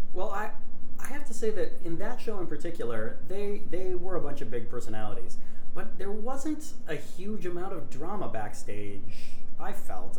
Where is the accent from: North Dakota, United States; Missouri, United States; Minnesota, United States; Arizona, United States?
North Dakota, United States; Grand Forks; I'm from Grand Forks, North Dakota um, which is a town almost in the exact geographical center of North America